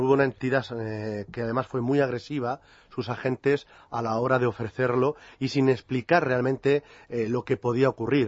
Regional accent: Toledo, Castilla-La Mancha, Spain; a mi paisano, dado que yo también soy de Toledo

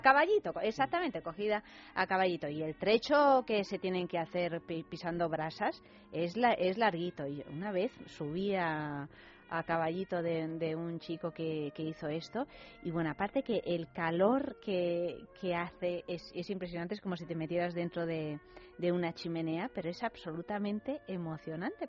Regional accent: Soria, Castile and León, Spain; en mi pueblo, que es, eh, que es Soria

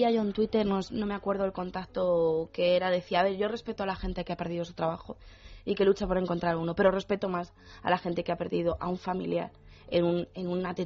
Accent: Argentina; nosotros estábamos, bueno, somos de Argentina, estábamos en, casa

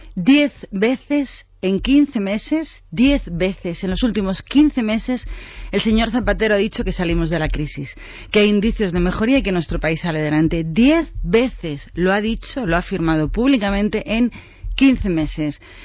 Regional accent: Spain; nosotros que somos todos españoles

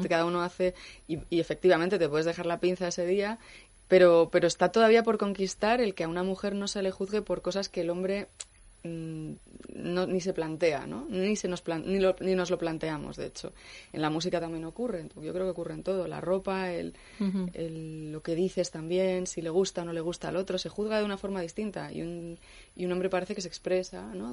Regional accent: Madrid, Community of Madrid, Spain; also born or lived in Cuenca / Asturias; mis padres se vinieron a vivir a Madrid cuando tenía dos meses

